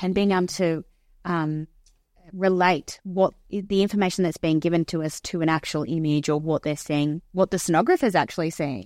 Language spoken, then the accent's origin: English; Wagga Wagga, New South Wales, Australia; I'm from the South, I'm from Wagga.